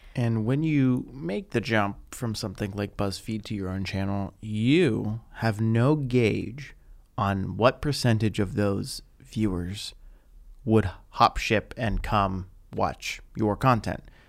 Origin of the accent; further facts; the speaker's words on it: Pittsburgh, Pennsylvania, United States; moved away as an adult; now in Los Angeles, United States; I was still living in my hometown of Pittsburgh after college